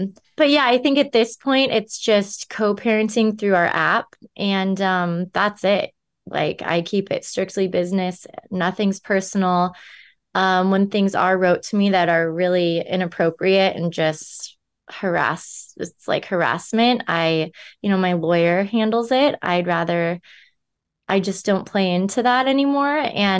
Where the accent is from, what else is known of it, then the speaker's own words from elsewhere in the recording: California, United States; I'm from Southern California. I grew up going to the beach, by the pool, going to the river.